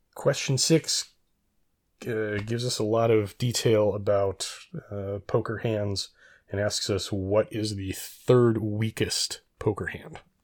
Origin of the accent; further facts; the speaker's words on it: Reno, Nevada, United States; I did much of my growing up in Reno, Nevada